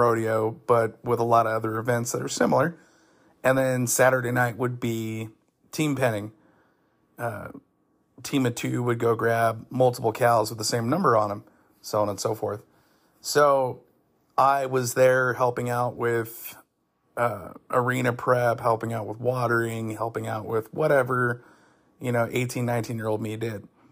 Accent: Shingle Springs, California, United States; down the street from where I grew up in Shingle Springs, California.

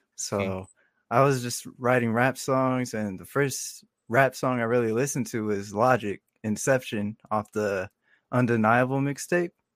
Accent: Marana, Arizona, United States; also born or lived in Tucson, Arizona; I was born in Tucson, and then w, like, when I turned six or seven, we moved to Marana, and I just been, uh, raised here ever since in Marana.

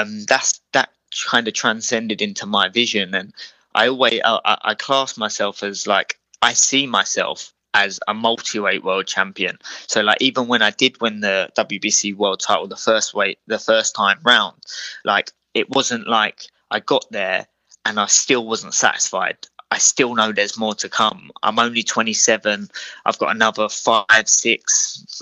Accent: Croydon, London, United Kingdom; we're both originally from Croydon

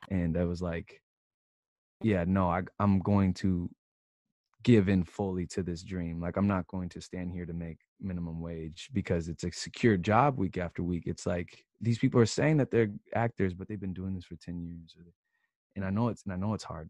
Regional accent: Seattle, Washington, United States; moved away as an adult; also born or lived in Philadelphia; now in Los Angeles, United States; so I'm from Seattle, and I went to Philadelphia to Temple University to study film.

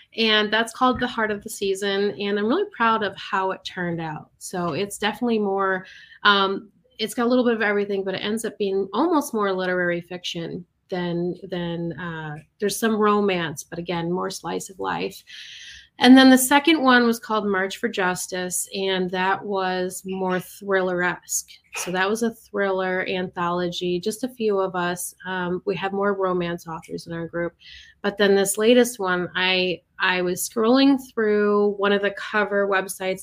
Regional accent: Michigan, United States; moved away; I'm originally from Michigan

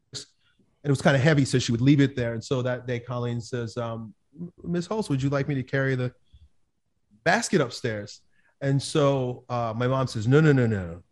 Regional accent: Long Island, New York, United States; I grew up in Long Island, New York

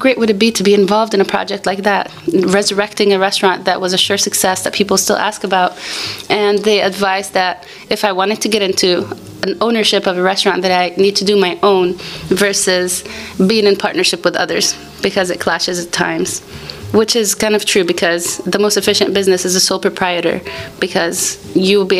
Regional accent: Miami, Florida, United States; moved away as an adult; also born or lived in Jerusalem / Cleveland; now in Santa Barbara, United States; I was born and raised in Florida

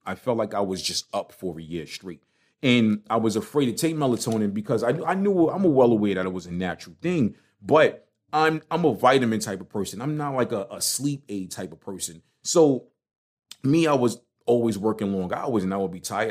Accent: New York City, New York, United States; accent: Brooklyn; now in Charlotte, United States; I am not denouncing my Brooklyn card. I'ma keep my Brooklyn accent

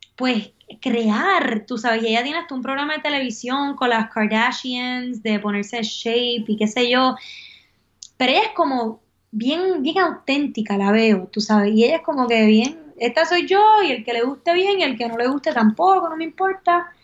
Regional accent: Puerto Rico; moved away as an adult; also born or lived in Miami / Prague; Es momento de regresar a Puerto Rico

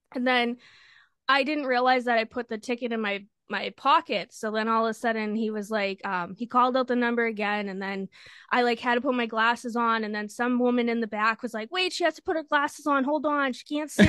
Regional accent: Lynn, Massachusetts, United States; I'm from Lynn, Lynn, Massachusetts.

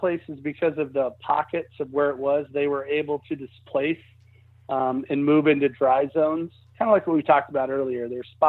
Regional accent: Lincoln, Nebraska, United States; I'm originally from Lincoln, Nebraska, so I know what you mean. That all the houses there have some kind of basements.

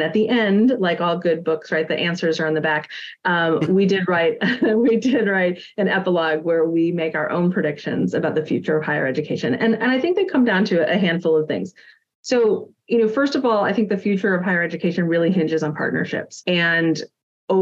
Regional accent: Milwaukee, Wisconsin, United States; Cardinal Stritch here in my hometown

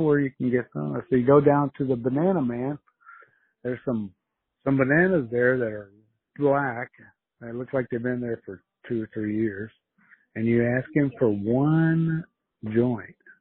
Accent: United States; also born or lived in Mexico; I'm an American

